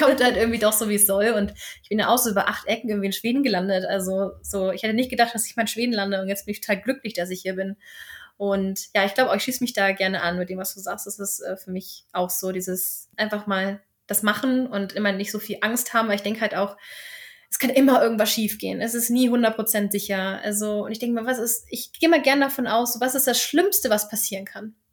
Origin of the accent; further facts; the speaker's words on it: Germany; moved away as an adult; now in Sweden; wir sind ja gerne Deutsche